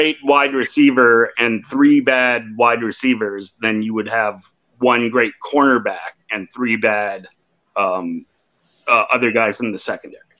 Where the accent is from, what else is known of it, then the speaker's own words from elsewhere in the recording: Oakland, California, United States; born there; no, I was born in Oakland, bro.